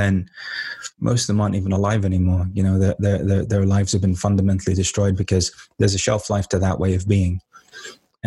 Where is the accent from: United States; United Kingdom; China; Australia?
United Kingdom; London; I came from East London. East London was basically like a jungle when I was growing up.